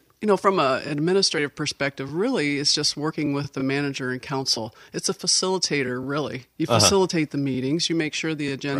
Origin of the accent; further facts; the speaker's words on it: Germany; also born or lived in England; I was born in England and raised in Germany. Mom was a native German. It's my second language.